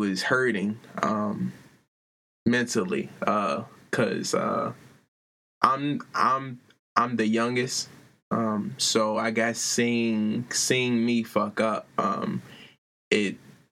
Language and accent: English; Baltimore, Maryland, United States; I grew up in Baltimore, Maryland, on the west side of town.